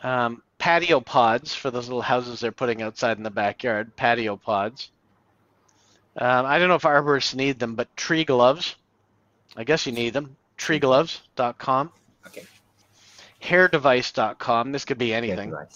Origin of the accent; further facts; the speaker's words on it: Canada; I'm Canadian